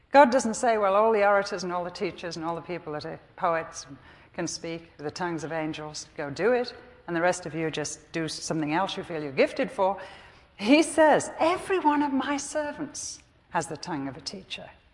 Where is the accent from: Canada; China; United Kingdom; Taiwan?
United Kingdom; England; I'm English.